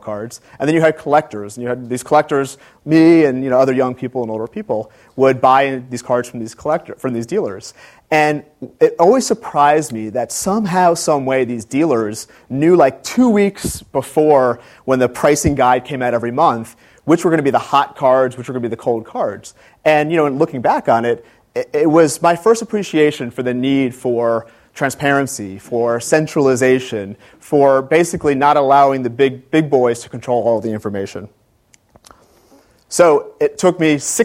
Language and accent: English; Gaithersburg, Maryland, United States; moved away as an adult; also born or lived in Washington, D.C. / Atlanta, Georgia; I was born in Washington, D.C., grew up in Gaithersburg, Maryland